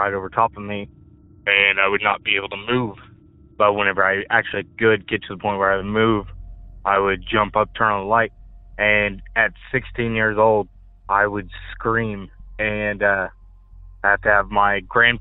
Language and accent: English; Joplin, Missouri, United States; I'm from Joplin, Missouri